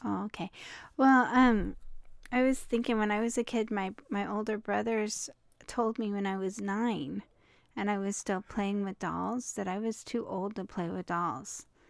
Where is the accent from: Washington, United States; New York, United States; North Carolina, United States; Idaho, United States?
Washington, United States; Hoquiam; we're from the coast where life is slow and quiet.